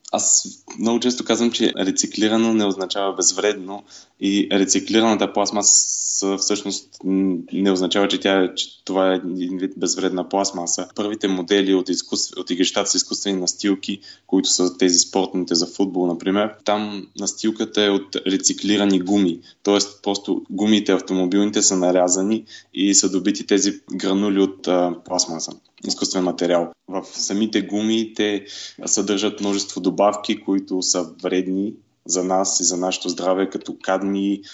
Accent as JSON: {"language": "Bulgarian", "town": "Sozopol", "region": "Burgas Province", "country": "Bulgaria", "moved": "yes", "lives_now": "Germany", "said": "съм от Созопол"}